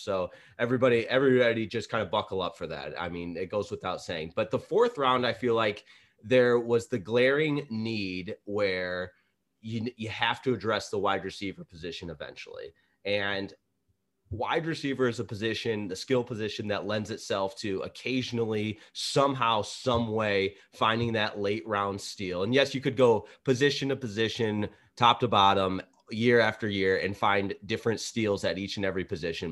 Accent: Michigan, United States; us growing up in Michigan

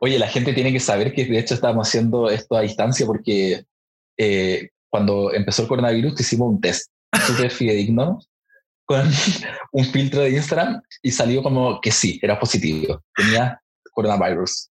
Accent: Chile; nuestro país

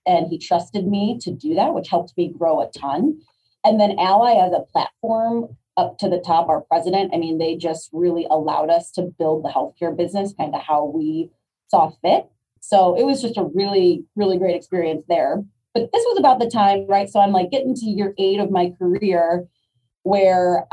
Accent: Chicago, Illinois, United States; I grew up in Chicago. I went to school at the University of Illinois. I got my first job back downtown Chicago, very Midwest centric

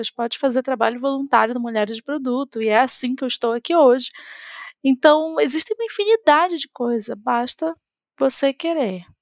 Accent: Belém, Pará, Brazil; now in Florianópolis, Brazil; eu vim de Belém do Pará para Florianópolis e e lá, gente, o contexto de tecnologia é completamente diferente de tudo que, enfim, a gente vê aqui nesse eixo sul-sudeste.

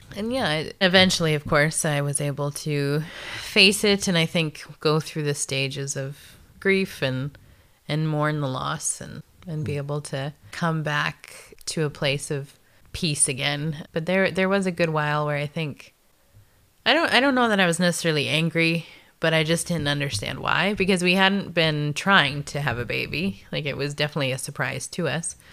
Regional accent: Canada; also born or lived in Nebraska, United States / South Dakota, United States; moved up to Canada when I was just about to turn ten

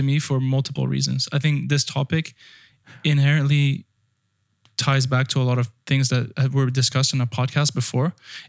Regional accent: France; moved away; also born or lived in United Kingdom / United States; Well, I grew up in France, and then I grew up in the UK, and then I went to school in the US.

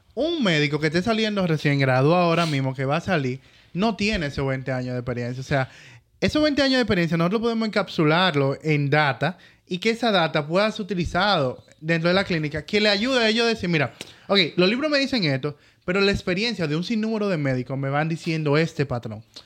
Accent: Dominican Republic; nosotros como República Dominicana

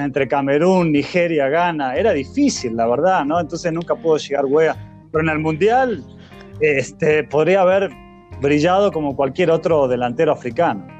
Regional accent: Argentina; nosotros como argentinos hinchábamos por Liberia

